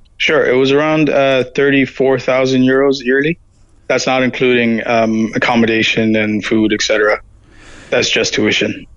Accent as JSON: {"language": "English", "town": "Toronto", "region": "Ontario", "country": "Canada", "also_born_or_lived": "Ireland", "said": "I'm from Toronto, so I'm used to buildings, cars, and whatnot"}